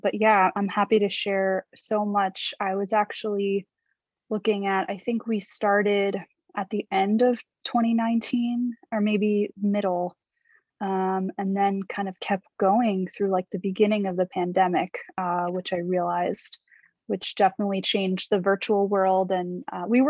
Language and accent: English; New York City, New York, United States; I'm from New York, and I'm still here now